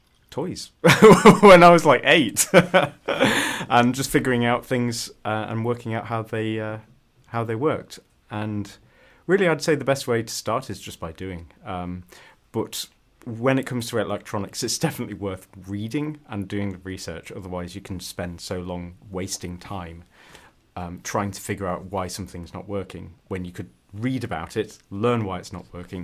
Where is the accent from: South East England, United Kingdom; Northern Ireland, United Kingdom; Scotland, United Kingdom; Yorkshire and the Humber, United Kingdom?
Yorkshire and the Humber, United Kingdom; accent: Yorkshire / Northern UK English; So I'd say that's probably the closest my accent is, really. So there's a fun thing that people used to make fun of me for, and it's in In Northern UK English, we say "uh," so fun or sponge instead of fun and sponge.